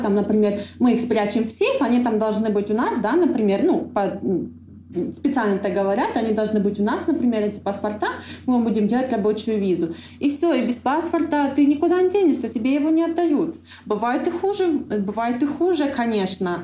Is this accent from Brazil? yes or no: no; Donbas, Ukraine; moved away as an adult; also born or lived in Kharkiv; now in Antalya, Turkey; я родилась на Донбассе